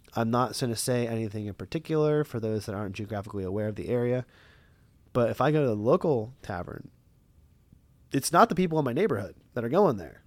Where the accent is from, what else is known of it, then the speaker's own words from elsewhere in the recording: Lancaster, Pennsylvania, United States; I'm from Lancaster for years and years and years